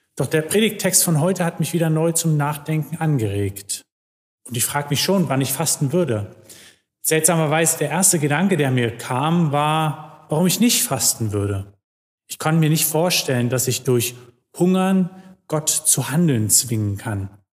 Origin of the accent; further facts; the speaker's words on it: Germany; wir als Deutsche